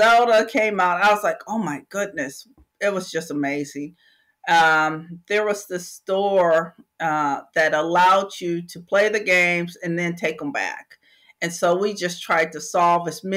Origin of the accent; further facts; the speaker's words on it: Michigan, United States; now in Texas, United States; I am from Michigan originally